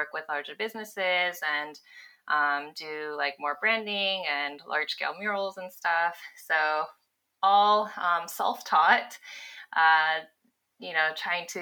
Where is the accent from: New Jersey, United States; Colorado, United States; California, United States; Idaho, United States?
California, United States; Los Angeles; moved away as an adult; also born or lived in Bay Area; I grew up in Los Angeles, went to UCLA, moved up to the Bay Area to start working full time